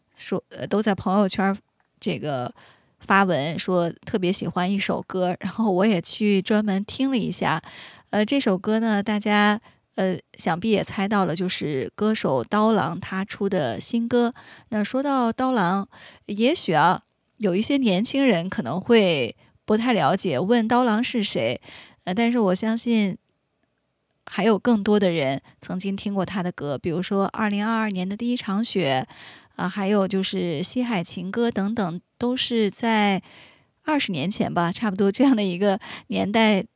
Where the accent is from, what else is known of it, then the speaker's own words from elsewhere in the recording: Inner Mongolia, China; 我的家乡内蒙古